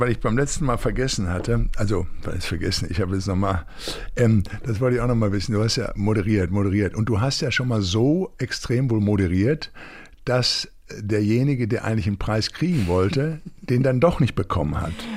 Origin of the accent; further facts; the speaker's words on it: Recklinghausen, North Rhine-Westphalia, Germany; in Recklinghausen aus meiner Heimatstadt